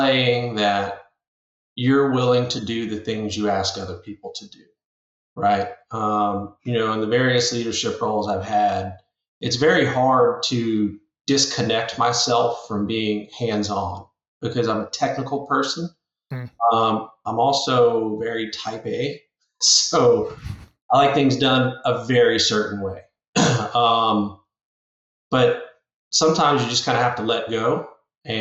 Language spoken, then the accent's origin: English; Sunset, Louisiana, United States; moved away as an adult; also born or lived in Colorado; now in Lafayette, United States; born and raised South Louisiana, little town called Sunset.